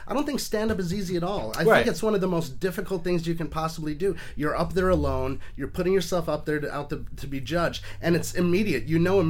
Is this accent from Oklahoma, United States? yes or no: no; Portland, Oregon, United States; born there; also born or lived in Atlanta / New York City; No, I was born in Portland, Oregon, moved to Atlanta, Georgia. I've sort of moved all over the place, but I was figuring it out. I spent about 24 years in and around New York City, upstate New York, Long Island.